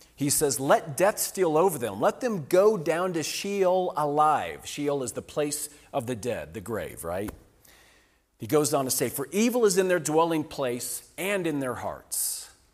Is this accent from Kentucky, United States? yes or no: no; Kansas, United States; moved away as an adult; also born or lived in Lawrence, Kansas; we moved from Kansas, uh, Lawrence, Kansas.